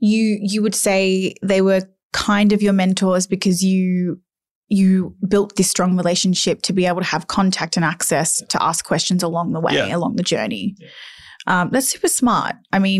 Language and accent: English; Cobram, Victoria, Australia; I grew up in Cobram.